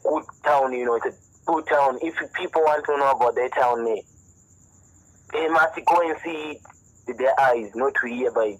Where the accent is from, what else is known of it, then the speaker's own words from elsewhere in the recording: Mahikeng, North West, South Africa; also born or lived in Kimberley; now in Douglas, South Africa; I grew up in Mafikeng, you know, and then later on I come in Kimberley. After that, I think I come here in Taglass